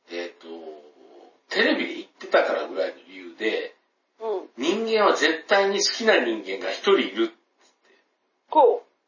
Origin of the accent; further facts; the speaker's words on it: Kansai, Japan; accent: Kansai dialect; うちはもうその関西弁にずっと帰らないと思って